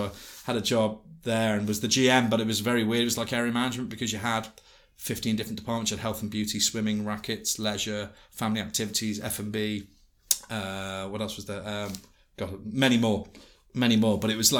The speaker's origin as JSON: {"language": "English", "town": "Liverpool", "region": "North West England", "country": "United Kingdom", "said": "I said, Liverpool."}